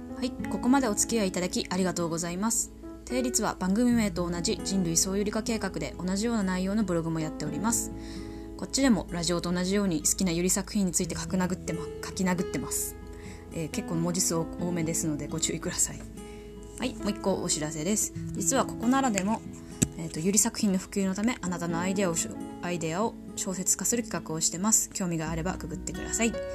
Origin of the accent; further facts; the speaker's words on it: Tohoku, Japan; accent: Tohoku accent (訛り); 生まれも育ちも東北人です。口下手、鉛もありますので